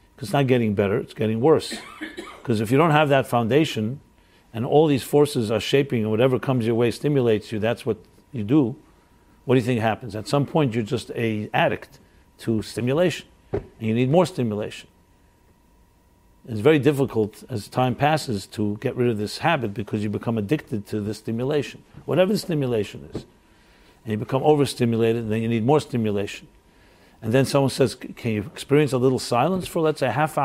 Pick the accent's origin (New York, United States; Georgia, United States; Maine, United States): New York, United States; New York City; I'm a New Yorker